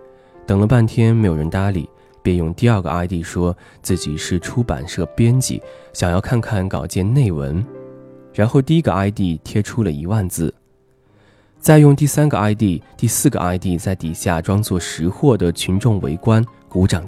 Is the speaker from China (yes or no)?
yes; Chenzhou, Hunan, China; 小涛比我小两岁，我们都是湖南人。我郴州，他永州。